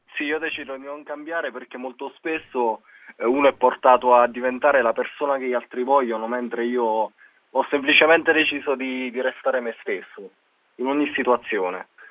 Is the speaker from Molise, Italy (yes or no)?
yes; Guardia Alfiera, Molise, Italy; Io sono di Guardia Alfiera e sto a 40 km da Campobasso